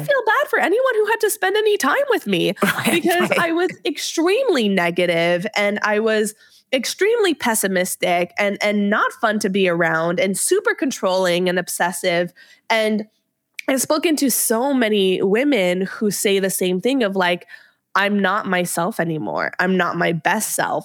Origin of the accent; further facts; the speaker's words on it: Montreal, Quebec, Canada; moved away as an adult; also born or lived in Ottawa; I moved from Montreal to Ottawa to go to university